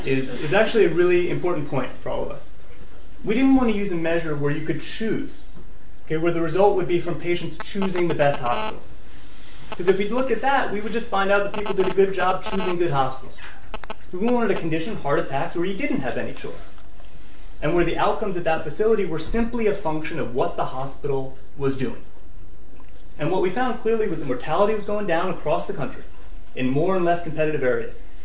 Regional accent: United States; I am an American

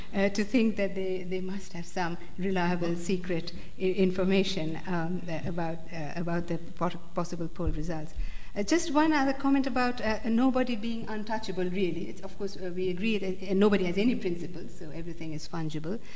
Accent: United States; I'm born American

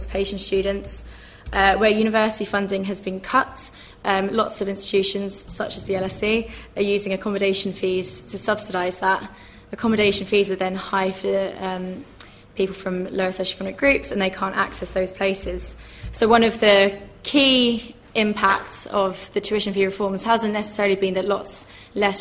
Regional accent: Crawley, South East England, United Kingdom; I'm from Crawley in Sussex.

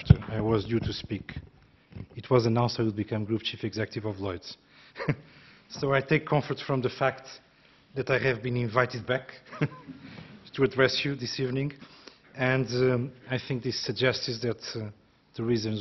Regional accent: Portugal; moved away as an adult; also born or lived in France / United States / Brazil; now in United Kingdom; Growing up in Portugal

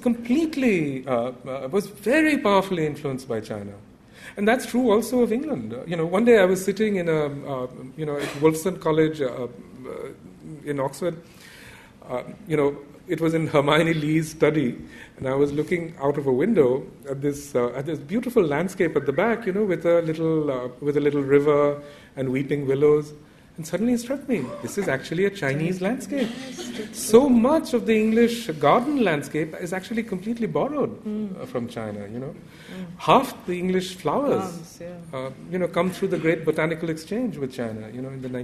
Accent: India; myself growing up in India

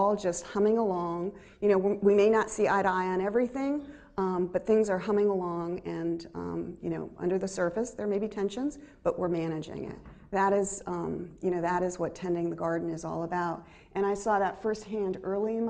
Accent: United States; me as an American

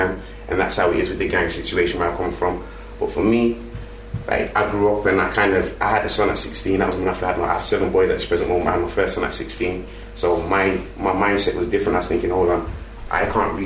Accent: Birmingham, West Midlands, United Kingdom; I grew up in Handsworth, Birmingham

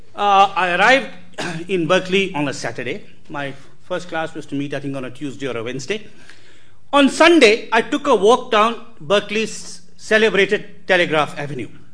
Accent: Karnataka, India; my home state Karnataka

